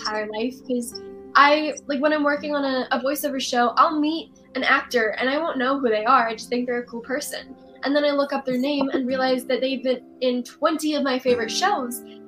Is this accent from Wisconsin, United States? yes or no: no; Texas, United States; my hometown in Texas.